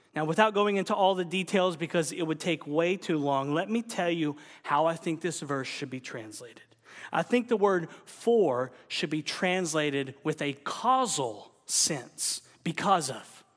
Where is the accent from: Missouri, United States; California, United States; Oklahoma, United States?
Oklahoma, United States; I'm from Oklahoma